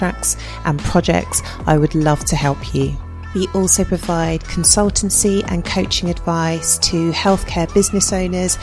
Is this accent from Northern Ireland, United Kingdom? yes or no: no; London, United Kingdom; I grew up in London in the UK